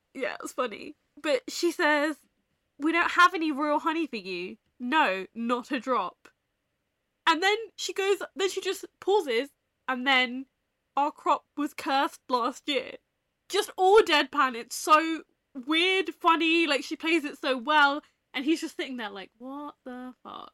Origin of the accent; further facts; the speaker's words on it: England, United Kingdom; we're English